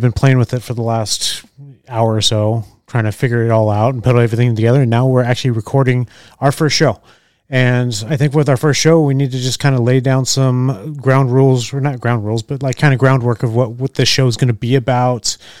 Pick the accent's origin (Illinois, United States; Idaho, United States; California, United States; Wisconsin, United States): California, United States; moved away as an adult; also born or lived in Orange County, California / Junction City, Oregon; now in Oregon, United States; I grew up in California most of my life